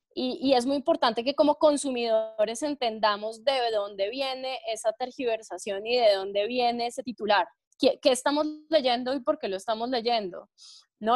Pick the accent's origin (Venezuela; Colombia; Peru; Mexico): Colombia; Chía, Cundinamarca; yo soy de pueblo, yo me considero de pueblo porque nacida y crecida en Chía, a mucho honor